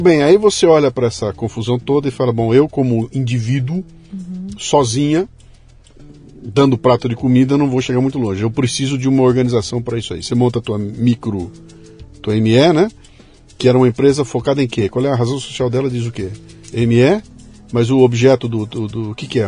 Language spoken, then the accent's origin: Portuguese; Bauru, São Paulo, Brazil; Bauru, a minha cidade natal, quando eu era moleque